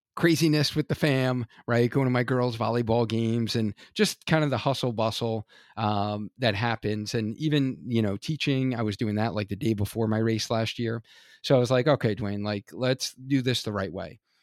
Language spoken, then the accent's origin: English; Hartford, Connecticut, United States; Hartford, Connecticut. This is my hometown